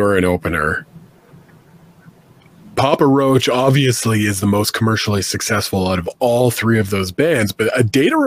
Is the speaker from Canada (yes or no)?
yes; Canada; being Canadian always made it tough.